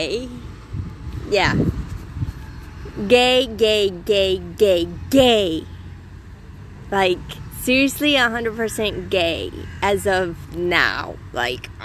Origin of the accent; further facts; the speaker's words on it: United States; now in Israel; I grew up in the United States.